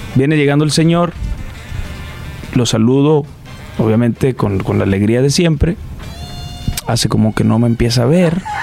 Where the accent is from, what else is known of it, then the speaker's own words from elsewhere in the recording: Sinaloa, Mexico; ahí crecí, ahí en en Sinaloa. Me gusta mucho eh, poder decir que vivo aún ahí